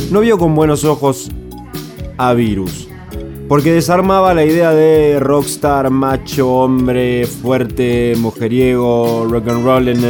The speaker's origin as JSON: {"language": "Spanish", "country": "Argentina", "said": "nos han marcado como argentinos"}